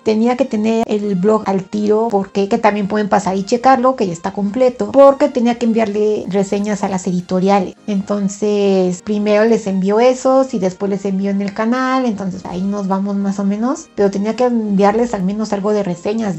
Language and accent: Spanish; Mexico; soy de México